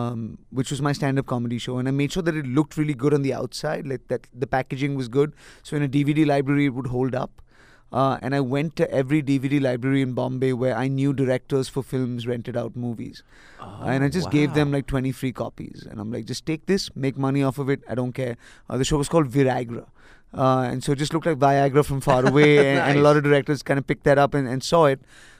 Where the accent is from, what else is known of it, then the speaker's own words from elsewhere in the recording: Nigeria; also born or lived in Delhi, India / Galesburg, Illinois / Montgomery, Alabama; now in Mumbai, India; I grew up in Nigeria.